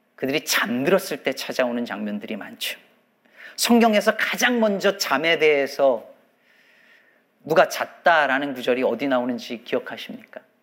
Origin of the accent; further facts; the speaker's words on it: South Korea; 한국에서 자란 성인들 중에서 말입니다